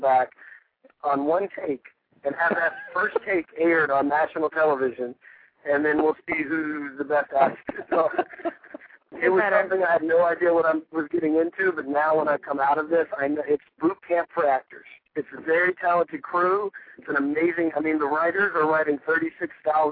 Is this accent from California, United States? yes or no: no; Greensboro, North Carolina, United States; moved away as an adult; now in Los Angeles, United States; I was born in Greensboro, North Carolina. I was raised in Greensboro.